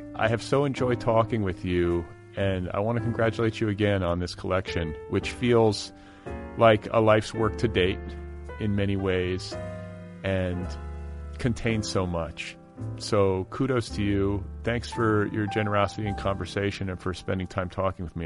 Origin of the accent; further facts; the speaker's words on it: Milwaukee, Wisconsin, United States; also born or lived in Indianapolis, Indiana; I was born in Milwaukee, but divided my childhood between Milwaukee and Indianapolis.